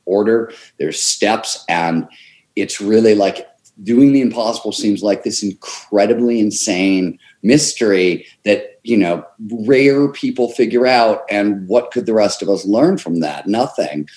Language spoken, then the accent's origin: English; Cleveland, Ohio, United States; growing up in Cleveland, Ohio